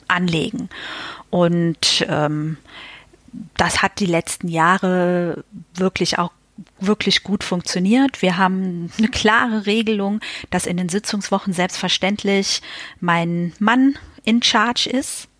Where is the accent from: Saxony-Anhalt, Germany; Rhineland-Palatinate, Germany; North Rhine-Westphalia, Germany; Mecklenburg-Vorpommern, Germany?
Rhineland-Palatinate, Germany; Westerwald; also born or lived in Berlin; now in Bonn, Germany; im Westerwald, äh, wo ich herkomme